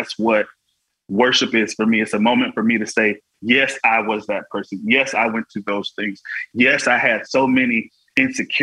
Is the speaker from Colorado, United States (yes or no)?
no; Florida, United States; all I ever had growing up in Florida was my worship